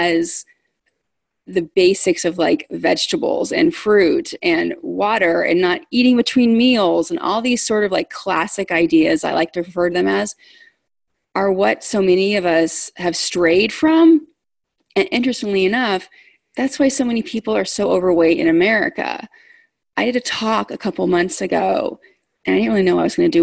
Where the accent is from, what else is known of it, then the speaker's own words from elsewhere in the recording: California, United States; I was a kid growing up in California